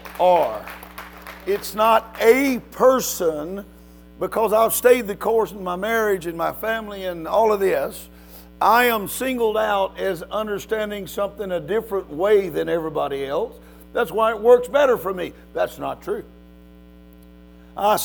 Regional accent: Louisiana, United States; moved away; I'm from Louisiana originally. And my kin folks live here.

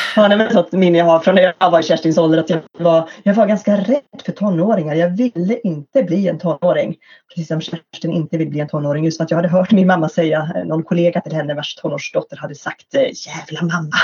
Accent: Örebro, Örebro County, Sweden; i Örebro, i min hemstad här

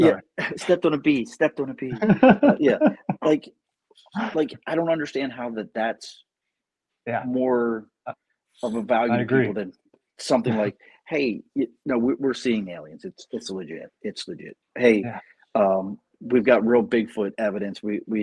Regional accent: Missouri, United States; Missouri is my home state.

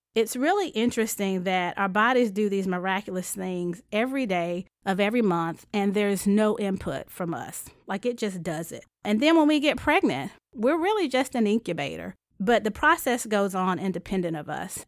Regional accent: High Point, North Carolina, United States; I'm from High Point, North Carolina, and it's a small town. When I graduated high school, said, "I'm leaving and I'm never coming back."

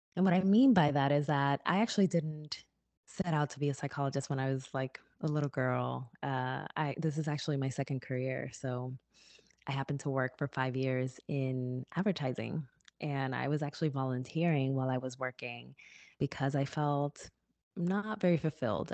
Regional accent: Newark, New Jersey, United States; my hometown of Newark, New Jersey

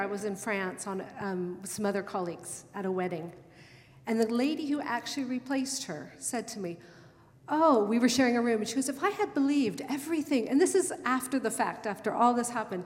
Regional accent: United States; moved away as an adult; now in London, United Kingdom; I'm American, and I hadn't learned British reservedness yet

